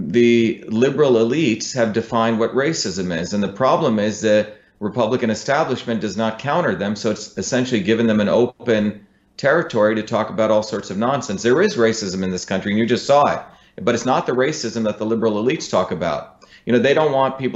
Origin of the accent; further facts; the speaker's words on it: Mumbai, Maharashtra, India; also born or lived in South Indian village; now in United States; I came from India. I grew up in Bombay, but also in a deep South Indian village.